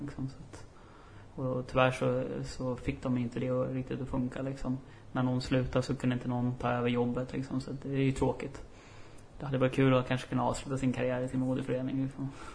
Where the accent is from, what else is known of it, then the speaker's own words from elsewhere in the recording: Upplands Väsby, Stockholm County, Sweden; moved away as an adult; now in Umeå, Sweden; då flyttade jag hem och så gick jag ut gymnasiet i, i Väsby där jag kommer ifrån